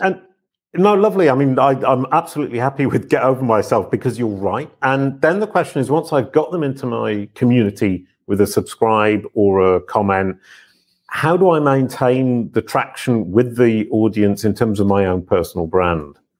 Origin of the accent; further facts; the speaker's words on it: England, United Kingdom; I'm English